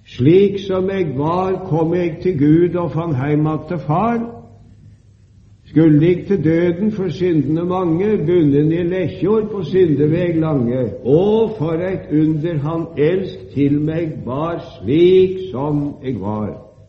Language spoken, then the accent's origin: Norwegian; Sarpsborg, Østfold, Norway; Da jeg var ung, i min hjemby i Sarpsborg